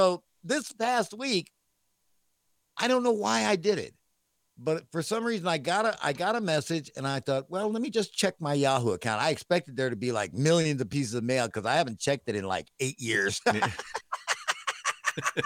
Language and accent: English; New York City, New York, United States; I'm a New Yorker.